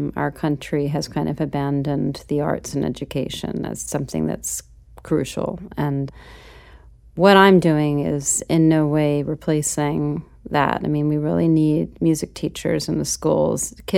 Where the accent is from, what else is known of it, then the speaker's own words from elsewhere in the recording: New York, United States; I grew up in New York